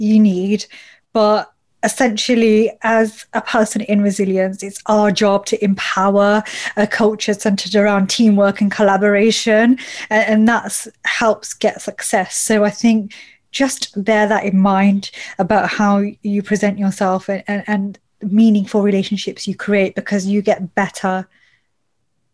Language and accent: English; United Kingdom; I'm a British Asian woman